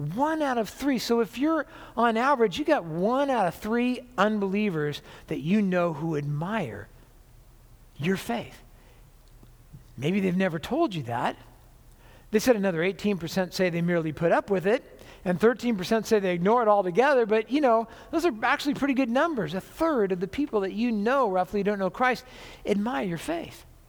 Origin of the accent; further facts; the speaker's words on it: Orange County, California, United States; now in Washougal, United States; I was born and raised in Orange County, California. But I've lived here most of my life